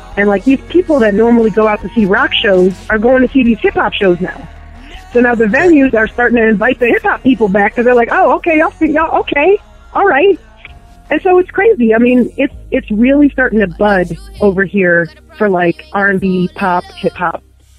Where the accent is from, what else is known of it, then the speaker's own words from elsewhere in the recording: New York City, New York, United States; And I am from New York City, up here in NYC.